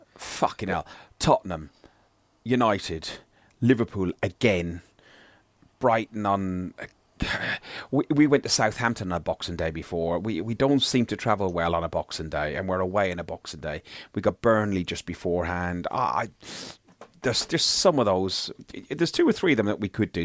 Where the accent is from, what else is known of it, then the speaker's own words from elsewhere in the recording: Ireland; being Irish